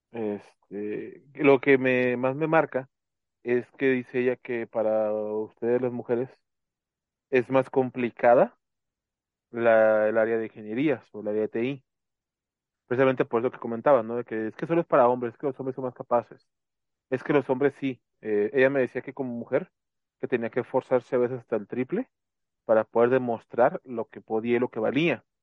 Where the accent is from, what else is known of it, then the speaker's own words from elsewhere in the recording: Mexico; como buena mexicana.